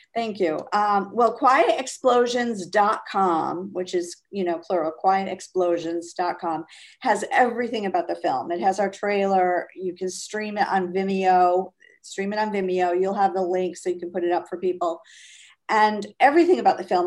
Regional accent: Fall River, Massachusetts, United States; also born or lived in Amherst, Massachusetts / Springfield, Massachusetts / Marblehead, Massachusetts / Boston; I grew up in Fall River, Mass

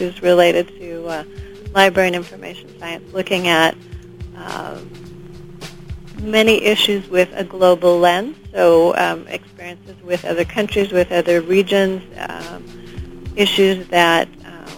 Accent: Halifax, Nova Scotia, Canada; moved away as an adult; also born or lived in Mexico; now in Urbana-Champaign, United States; I grew up in Halifax, Nova Scotia, on the east coast of Canada, and went to university out there

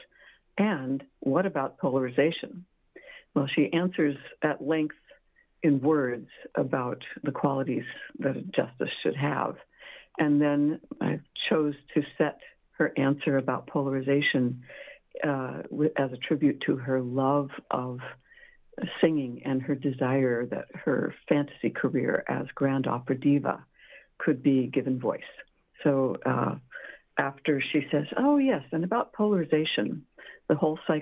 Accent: Montclair, California, United States; I grew up in Southern California, Montclair

